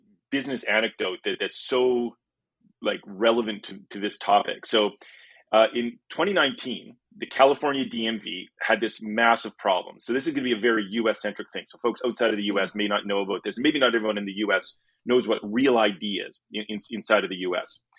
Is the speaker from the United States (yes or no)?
no; Canada; as a Canadian visiting